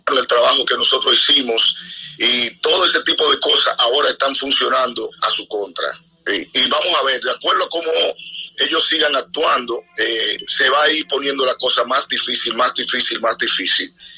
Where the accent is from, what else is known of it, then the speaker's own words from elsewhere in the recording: Dominican Republic; Yo soy el único dominicano